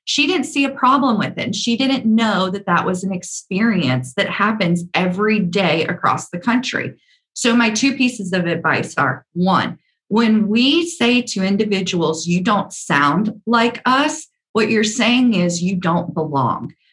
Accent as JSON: {"language": "English", "region": "the South", "country": "United States", "accent": "Southern", "said": "Because I have a very deep Southern accent"}